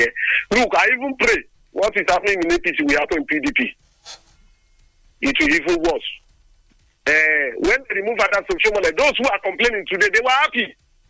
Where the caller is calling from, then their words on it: Lagos, Nigeria; I'm calling you from Lagos.